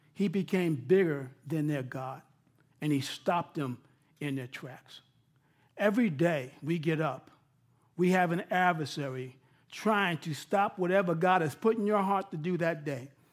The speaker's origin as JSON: {"language": "English", "region": "New York", "country": "United States", "said": "I'm from New York"}